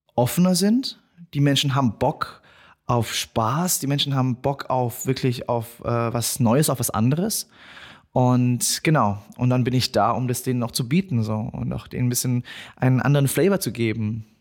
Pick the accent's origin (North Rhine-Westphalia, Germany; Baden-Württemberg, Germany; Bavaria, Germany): Bavaria, Germany; ich bin in Deutschland geboren, ich bin Deutscher